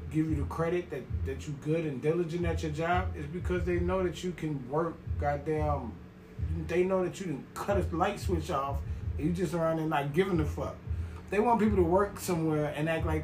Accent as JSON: {"language": "English", "region": "New York", "country": "United States", "accent": "New York", "moved": "yes", "said": "my New York accent"}